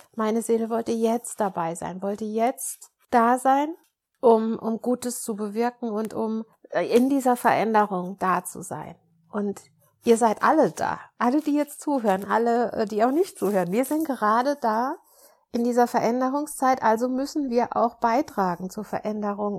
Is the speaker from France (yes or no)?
no; Germany; ich bin, bin Deutsche, aber ich habe auch französisches Blut